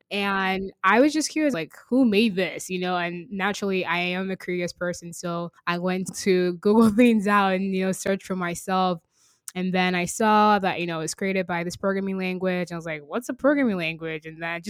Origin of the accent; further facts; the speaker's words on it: Virginia, United States; also born or lived in Nigeria / Texas; now in Seattle, United States; I was born in Nigeria, raised in Virginia, educated in Texas, and now in Seattle.